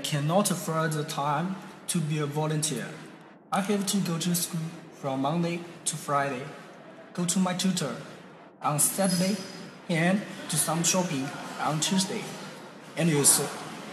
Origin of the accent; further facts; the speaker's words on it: Shanghai, China; English is a second language; moved away as an adult; now in Japan; I'm from Shanghai of China.